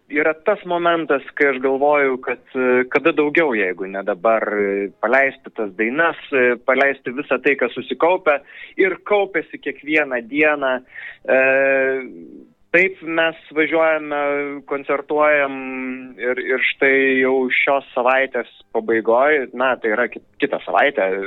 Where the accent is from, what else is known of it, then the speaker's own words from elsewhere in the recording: Pivašiūnai, Alytus County, Lithuania; moved away; Aš esu iš Alitaus rajono, iš Pivašiūnų. Ten yra pirmiausiai mano tėviškė ir mano tėvų gyvenamoji vieta.